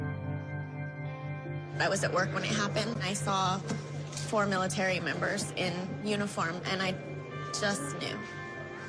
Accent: San Diego, California, United States; I'm 18 years old, and I'm from San Diego, California

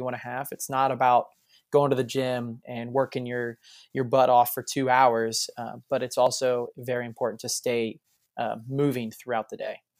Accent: Springfield, Ohio, United States; moved away as an adult; now in Florida, United States; I'm from Springfield, Ohio.

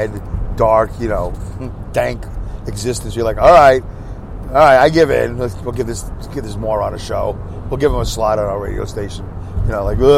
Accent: United States; I'm an American

